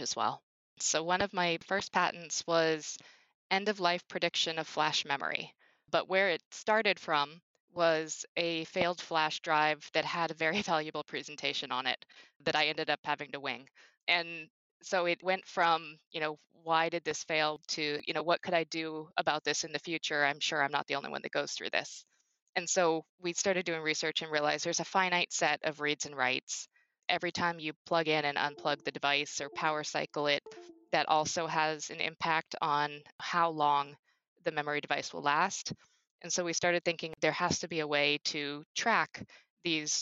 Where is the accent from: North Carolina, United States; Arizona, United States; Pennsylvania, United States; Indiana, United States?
Arizona, United States; Phoenix; I grew up in Phoenix, Arizona